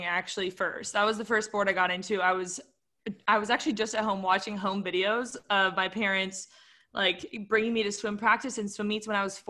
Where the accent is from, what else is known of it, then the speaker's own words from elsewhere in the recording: Carlsbad, California, United States; I was like doing little running races in my hometown. I don't know if you guys are familiar with like the Carlsbad 5000